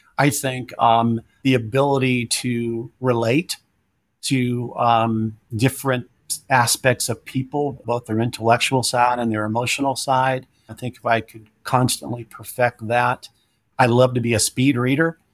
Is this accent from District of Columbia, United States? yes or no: no; Louisville, Kentucky, United States; moved away as an adult; also born or lived in Miami, Florida; I grew up in, uh, Louisville, Kentucky, where my mom and father, you know, resided and lived their